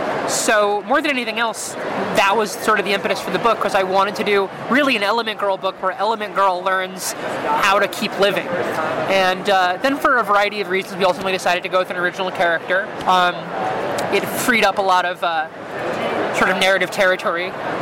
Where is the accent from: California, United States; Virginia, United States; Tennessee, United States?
Virginia, United States; now in New York, United States; I mean, I'm from Virginia